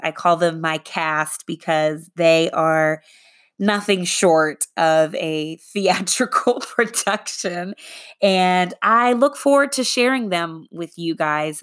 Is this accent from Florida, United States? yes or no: no; Arlington, Texas, United States; also born or lived in Boston; I was raised in the Arlington, Texas area